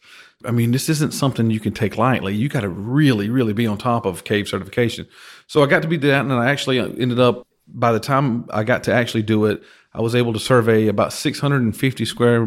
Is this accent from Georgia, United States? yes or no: yes; Georgia, United States; now in Texas, United States; I'm from Georgia, and I'm sure someone from Georgia, from my hometown, is going to hear this and have some ill will towards me for saying that.